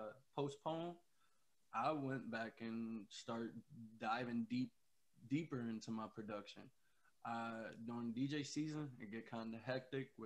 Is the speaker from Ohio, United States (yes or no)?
yes; Ohio, United States; We're both from Ohio